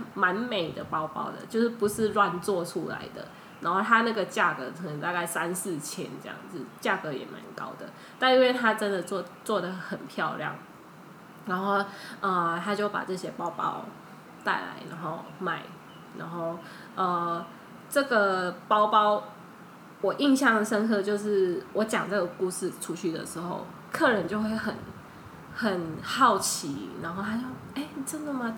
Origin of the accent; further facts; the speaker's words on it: Thailand; Chinese is a second language; moved away as an adult; now in Taiwan; 在泰国长大，所以我的泰国，在泰国的经验比在台湾的比较丰富，然后泰文讲得比中文好一点